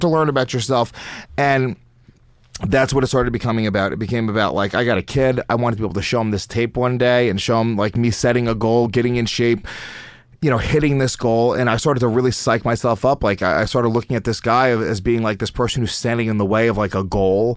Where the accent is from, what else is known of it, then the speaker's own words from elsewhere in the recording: United States; the Indian kids that I grew up with in America